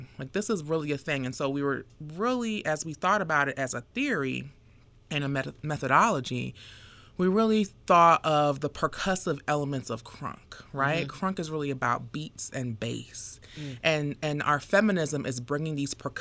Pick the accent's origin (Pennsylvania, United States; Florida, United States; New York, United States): Florida, United States; Fort Lauderdale; now in Atlanta, United States; I'm from Fort Lauderdale, Florida